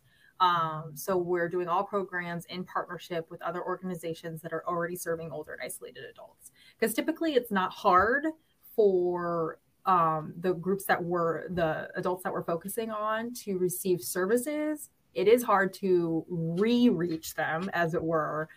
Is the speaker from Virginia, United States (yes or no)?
yes; Norfolk, Virginia, United States; I'm from Norfolk. So I live in Norfolk